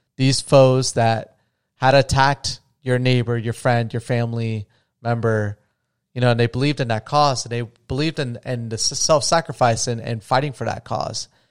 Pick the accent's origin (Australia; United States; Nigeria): United States